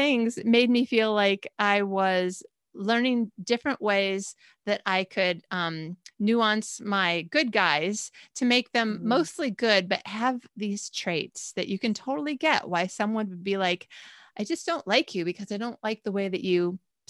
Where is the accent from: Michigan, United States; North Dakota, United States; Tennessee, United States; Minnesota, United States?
Michigan, United States; also born or lived in Arizona / California / Australia; I was actually not born in Michigan, but we were pretty much born and raised in Michigan and then lived in Arizona and then California.